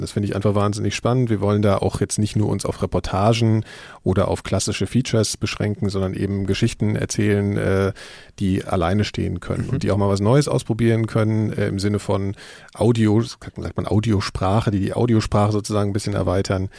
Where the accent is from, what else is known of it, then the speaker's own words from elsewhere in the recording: Frankfurt, Hesse, Germany; in Frankfurt, wo ich herkomme